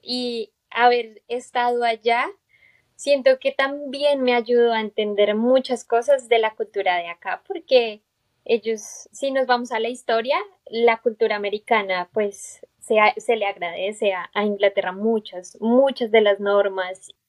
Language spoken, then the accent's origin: Spanish; Bogotá, Colombia; moved away as an adult; now in United States; yo soy de Bogotá